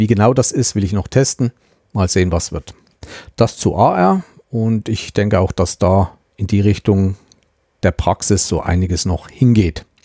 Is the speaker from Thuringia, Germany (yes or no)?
yes; Thuringia, Germany; Ich stamme ja aus dem Landkreis Meiningen-Schmalkalden und Meiningen ist ja unsere Amtsstadt, also Landratsstadt.